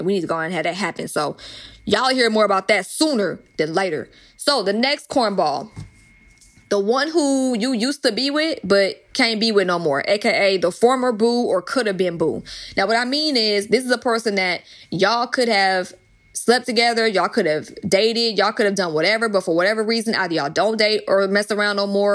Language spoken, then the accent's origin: English; the South, United States; I was raised in the South